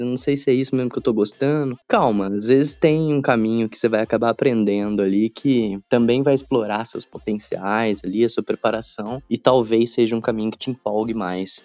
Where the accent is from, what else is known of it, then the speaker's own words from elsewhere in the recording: Caçapava, São Paulo, Brazil; moved away as an adult; also born or lived in south of Minas Gerais; Sou da cidade de Caçapava, interior de São Paulo